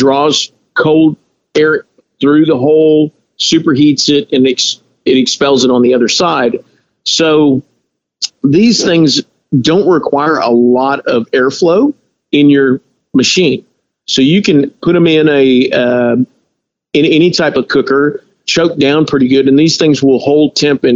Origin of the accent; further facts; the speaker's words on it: Texas, United States; we're from Texas. I'm Hispanic.